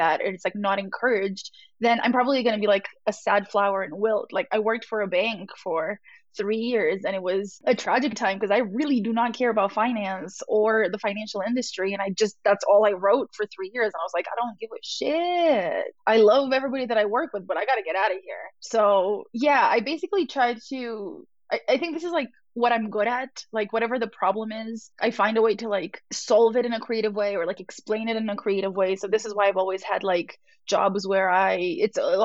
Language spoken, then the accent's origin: English; Romania; I grew up in Romania where, like, all the people want to be engineers.